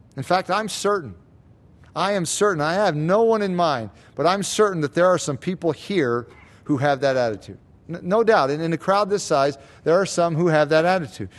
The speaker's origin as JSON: {"language": "English", "country": "United States", "said": "especially as Americans, As American Christians"}